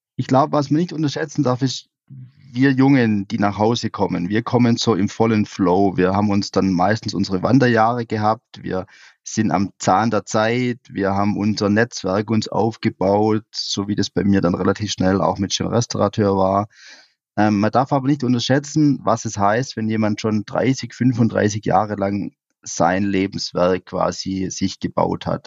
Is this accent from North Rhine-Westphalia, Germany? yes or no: no; Swabian Jura, Baden-Württemberg, Germany; meine Heimat, die, die Schwäbische Alb